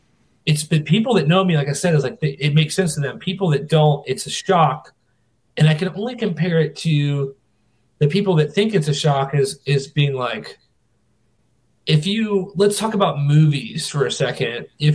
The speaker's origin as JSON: {"language": "English", "region": "North Carolina", "country": "United States", "tie": "born or raised there", "said": "I was born in North Carolina"}